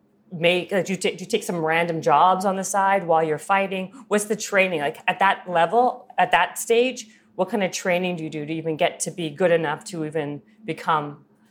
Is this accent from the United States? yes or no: no; Winnipeg, Manitoba, Canada; moved away; also born or lived in Toronto; I'm from Winnipeg originally